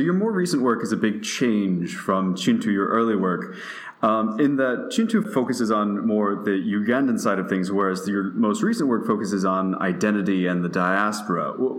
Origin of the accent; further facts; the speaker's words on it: United States; as an American